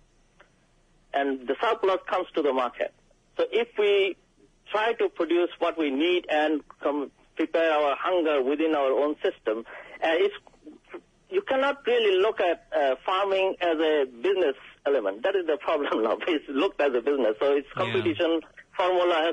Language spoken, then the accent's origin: English; Bangladesh; now in United Kingdom; I am from Bangladesh